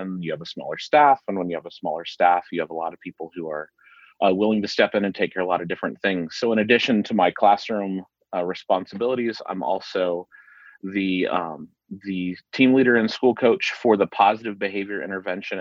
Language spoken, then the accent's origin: English; Dayton, Ohio, United States; moved away as an adult; also born or lived in Nashville, Tennessee; now in Thomasville, United States; I am originally from Dayton, Ohio. I lived there the entire time that I was growing up until I left for college.